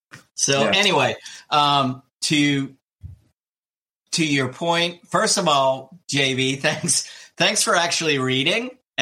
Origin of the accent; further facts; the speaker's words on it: New Jersey, United States; moved away; my home state. He practices in my home state, original home state of New Jersey